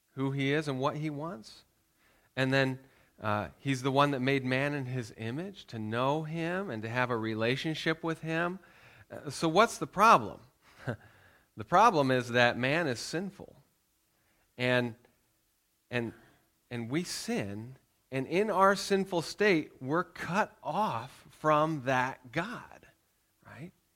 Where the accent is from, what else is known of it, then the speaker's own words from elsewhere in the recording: United States; moved away; we're Americans. I'm still American.